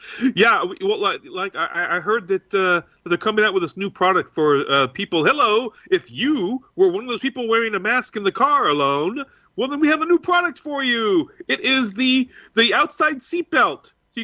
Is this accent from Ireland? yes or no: yes; Cork, Munster, Ireland; I hail from Kirk. Did you know? So in case anyone didn't know, Kirk is the Irish pronunciation for Cork, for the city of Cork.